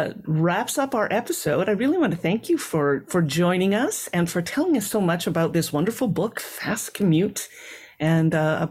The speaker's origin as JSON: {"language": "English", "town": "Winnipeg", "region": "Manitoba", "country": "Canada", "said": "I'm from Winnipeg, and there's a very large conglomeration of Ukrainian immigrants there."}